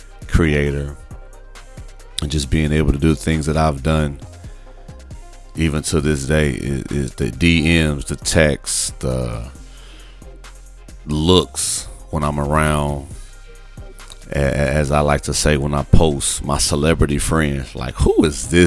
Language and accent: English; Gary, Indiana, United States; I'm a kid from Gary, Indiana, over 40